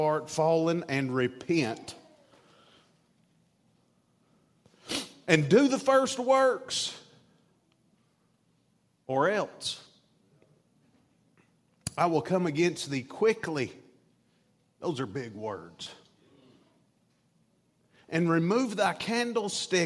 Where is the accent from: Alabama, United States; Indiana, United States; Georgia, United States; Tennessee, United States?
Tennessee, United States; Chattanooga; I'm from Chattanooga, Tennessee